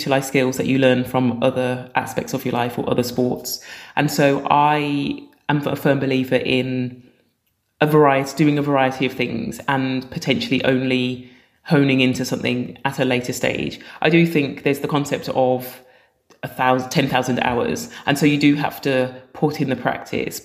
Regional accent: Birmingham, West Midlands, United Kingdom; I was born in Birmingham and I've got two older sisters and they played netball at school

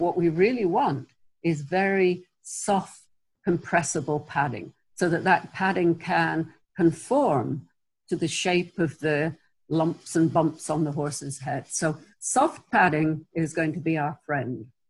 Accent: England, United Kingdom; moved away; I'm originally English.

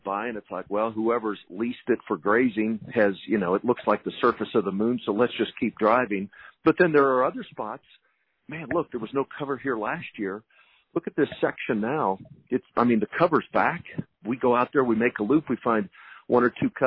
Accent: Texas, United States; I'm a Texan through and through. I'll never leave the state of Texas

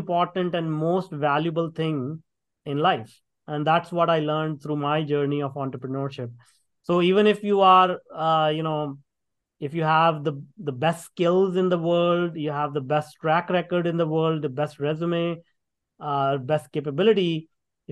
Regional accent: India; moved away as an adult; now in Canada; I grew up in India working in a factory for $2 a day

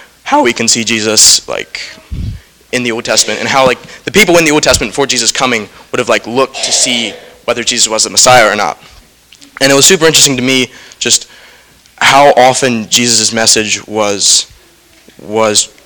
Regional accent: Lewisburg, Pennsylvania, United States; I am from Lewisburg, Pennsylvania, so not too far down the road.

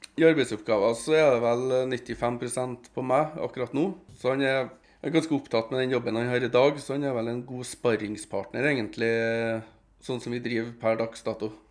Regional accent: Trondheim, Trøndelag, Norway; Jeg kommer jo fra Ranheim-sida i Trondheim

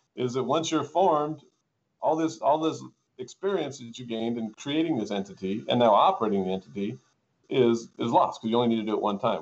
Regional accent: Tehachapi, California, United States; also born or lived in Lancaster, California; as the city manager of Tehachapi, um, oddly when I was 26 years old

